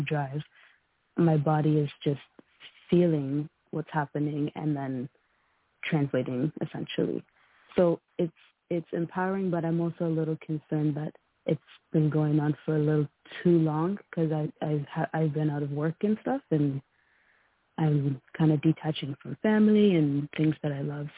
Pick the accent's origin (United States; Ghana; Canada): Canada; I was born in Canada